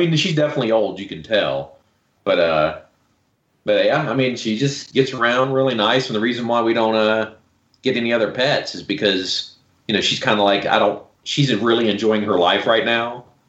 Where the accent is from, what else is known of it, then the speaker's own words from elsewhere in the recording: South Florida, United States; now in Utah, United States; I'm originally from South Florida.